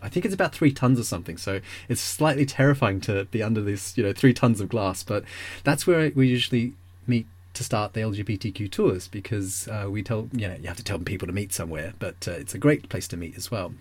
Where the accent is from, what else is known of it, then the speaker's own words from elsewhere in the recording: Melbourne, Victoria, Australia; moved away; I grew up in Melbourne